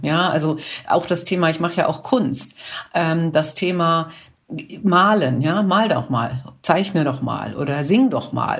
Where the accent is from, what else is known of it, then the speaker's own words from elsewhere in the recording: Kiel, Schleswig-Holstein, Germany; ich komme ja aus Kiel